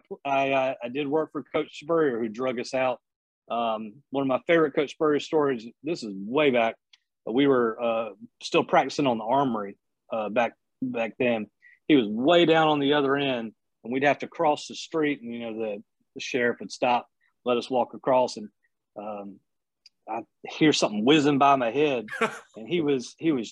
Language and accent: English; Lexington, South Carolina, United States; moved away as an adult; also born or lived in Columbia, South Carolina; now in Hilton Head, United States; I'm actually originally from Lexington, South Carolina